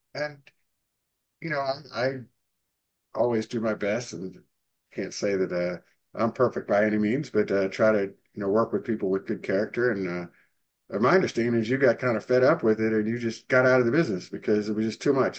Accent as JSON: {"language": "English", "town": "Arlington", "region": "Virginia", "country": "United States", "moved": "yes", "lives_now": "Dallas, United States", "said": "I'm from Arlington, Virginia, and we used to have, you know, winters about 16, 17 inches of average snow"}